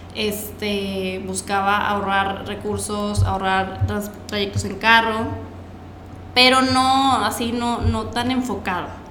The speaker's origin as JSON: {"language": "Spanish", "town": "Monterrey", "region": "Nuevo León", "country": "Mexico", "said": "soy de aquí de Monterrey"}